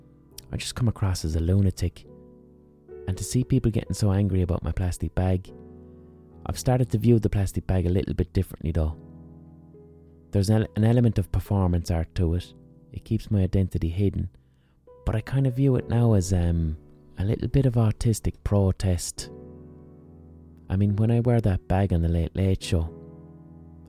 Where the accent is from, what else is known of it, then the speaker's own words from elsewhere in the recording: Ireland; as Irish people we can be globally overrepresented